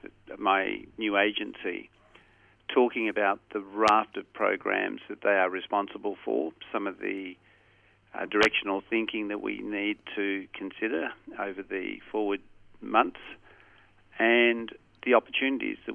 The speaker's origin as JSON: {"language": "English", "town": "Corrigin", "region": "Western Australia", "country": "Australia", "tie": "born or raised there", "said": "I was a country kid. I grew up in a place called Corrigan"}